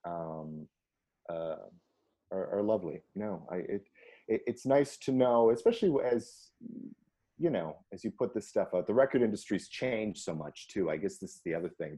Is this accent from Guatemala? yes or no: no; Canada; being Canadian